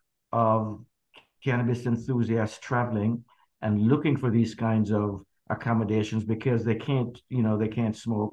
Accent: Jamaica; growing up in Jamaica

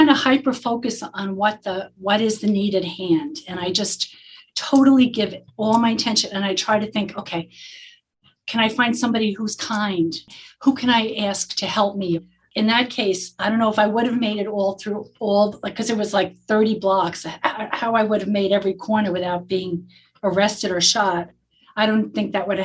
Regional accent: New York City, New York, United States; also born or lived in Lower Manhattan; And I grew up in the Bronx, but then we moved to Lower Manhattan, right by the World Trade Center.

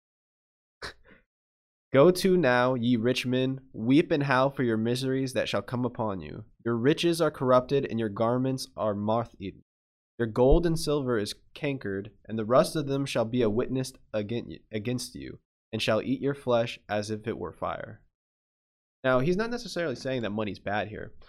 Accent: United States; we're American

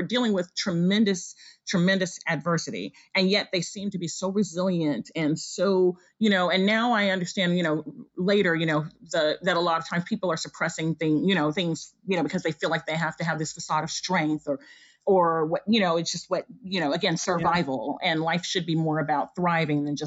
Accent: United States; although I am, you know, of African descent, I was raised in the U.S., so I consider myself African as well as African American.

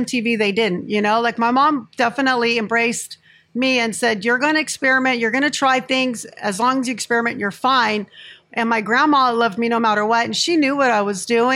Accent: Santee, California, United States; I was born and raised in Santee.

